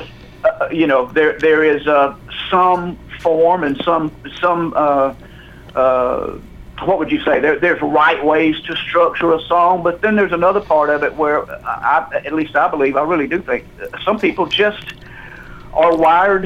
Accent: Jackson, Mississippi, United States; moved away as an adult; now in Nashville, United States; I grew up in Jackson, Mississippi.

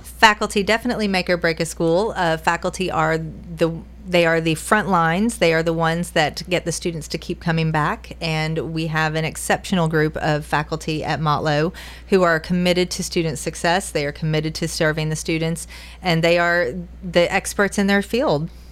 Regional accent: Western North Carolina, United States; moved away as an adult; also born or lived in Titusville, Florida / Georgia; now in Tennessee, United States; Western North Carolina where the uh, in the mountains, Appalachian Mountains, went to high school there

